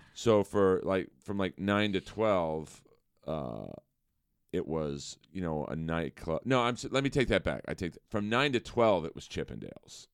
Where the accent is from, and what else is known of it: Los Angeles, California, United States; born or raised there